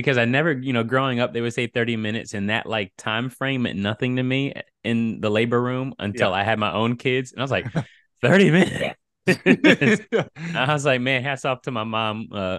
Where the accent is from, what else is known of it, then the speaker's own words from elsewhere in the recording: Virginia Beach, Virginia, United States; also born or lived in Silver Spring, Maryland / Sicily / Texas; I am from Virginia Beach, Virginia. I grew up in an amazing home with two Christian parents. I was baptized around 10 or 11 years old. My dad was in the Navy, so we moved around a little bit.